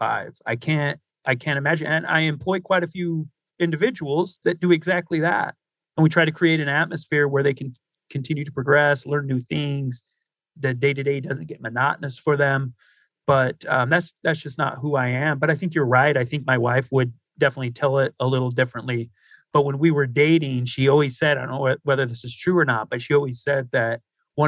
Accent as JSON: {"language": "English", "area": "near the Idaho border west of Boise", "region": "Oregon", "country": "United States", "tie": "born or raised there", "said": "I grew up in a small farming community on the Oregon-Idaho border. It's like 40 miles just directly west of Boise. I tell people that I grew up in Oregon"}